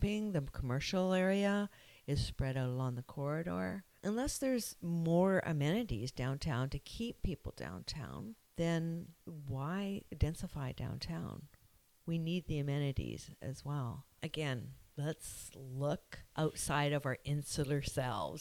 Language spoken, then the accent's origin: English; Victoria, British Columbia, Canada; also born or lived in Cayman Islands; now in Squamish, Canada; I grew up in Victoria, and we belonged to the YMCA